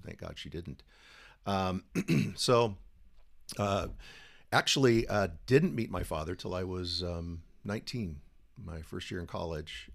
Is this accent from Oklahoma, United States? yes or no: no; San Diego, California, United States; born and raised in San Diego, native